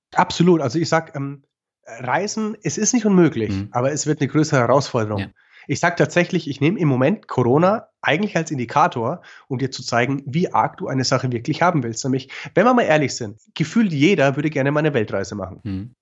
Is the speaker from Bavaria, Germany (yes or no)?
yes; Franconia, Bavaria, Germany; accent: Franconian; meinen fränkischen Akzent